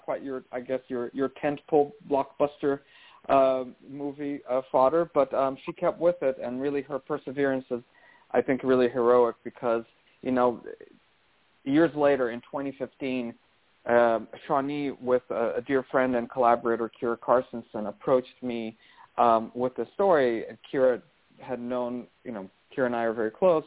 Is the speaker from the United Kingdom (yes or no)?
no; Brazil; I grew up Catholic in Brazil